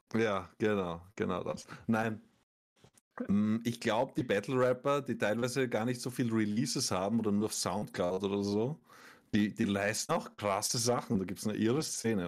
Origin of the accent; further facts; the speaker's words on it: Austria; ich bin als Österreicher